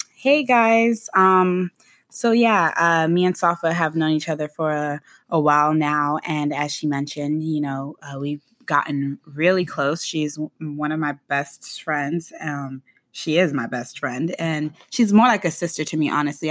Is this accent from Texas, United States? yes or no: no; Boynton Beach, Florida, United States; now in Tampa, United States; I, uh, am born and raised in Boynton Beach, Flor-, Florida